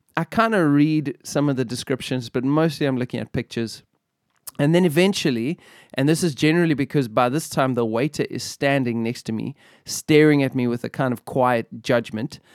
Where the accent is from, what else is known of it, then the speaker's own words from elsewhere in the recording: Benoni, Gauteng, South Africa; I come from Benoni.